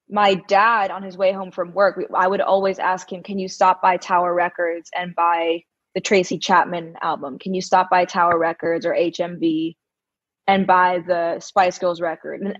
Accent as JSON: {"language": "English", "town": "New York City", "region": "New York", "country": "United States", "tie": "born or raised there", "also_born_or_lived": "India", "said": "Um, I grew up here in Manhattan. I'm home uh, for the month, and so it's nice to kind of be back with family and I went to an all girls school and both in India and in, in New York"}